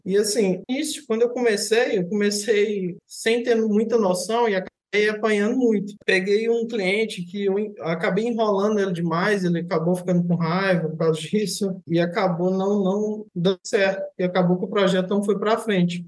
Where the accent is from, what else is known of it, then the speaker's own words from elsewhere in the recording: Paracatu, Minas Gerais, Brazil; eu sou de Minas Gerais, do interior de Minas Gerais, uma cidade que chama Paracatu